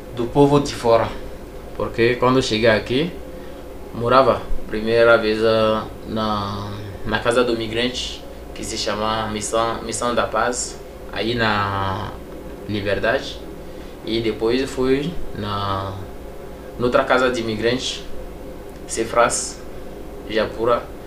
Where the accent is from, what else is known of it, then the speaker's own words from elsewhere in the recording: Togo; moved away as an adult; now in Brazil; eu sou do Togo.